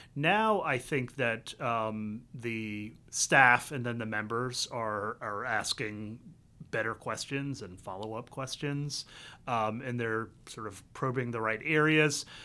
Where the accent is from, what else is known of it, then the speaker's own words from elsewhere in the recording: the Carolinas, United States; moved away as an adult; also born or lived in Vietnam; now in Washington, D.C., United States; I was born in Vietnam. I grew up in both Carolinas.